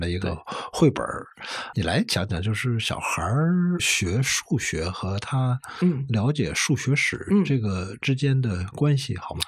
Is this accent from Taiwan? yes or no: no; China; 我们中国人